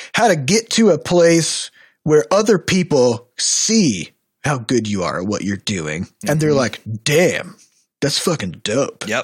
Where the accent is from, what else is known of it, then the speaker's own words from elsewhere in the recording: Iowa, United States; we're from Iowa